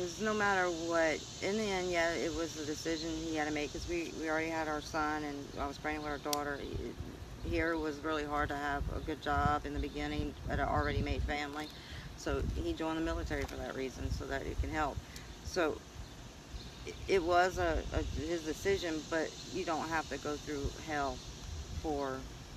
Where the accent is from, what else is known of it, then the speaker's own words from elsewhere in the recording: Louisiana, United States; We're from Louisiana